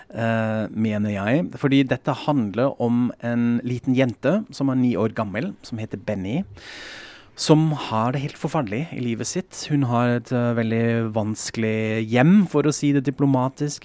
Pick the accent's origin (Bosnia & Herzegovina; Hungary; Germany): Germany; West Germany; Norwegian is a second language; now in Norway; jeg sier kulturbeutel fordi jeg er fra Vest-Tyskland